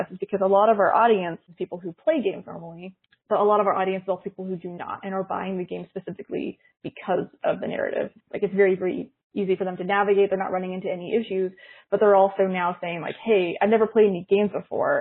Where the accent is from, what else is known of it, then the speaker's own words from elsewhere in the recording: Canada; So I'm from Canada